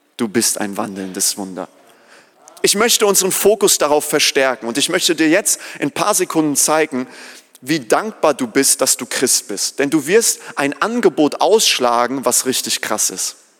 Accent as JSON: {"language": "German", "country": "Germany", "said": "wir als Deutsche"}